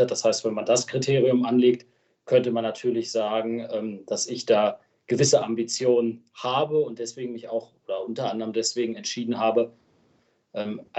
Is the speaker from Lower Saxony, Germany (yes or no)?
yes; Lenglern, Lower Saxony, Germany; also born or lived in Göttingen; Ich bin ja auch gebürtiger Länglerner, geboren zwar in Göttingen, aber seit meinem dritten oder vierten Lebenstag wohne ich in Lenglern.